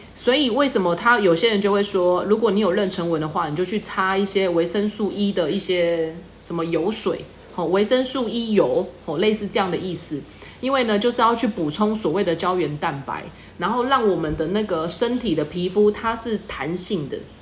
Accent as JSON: {"language": "Chinese", "country": "Taiwan", "said": "我们台湾人"}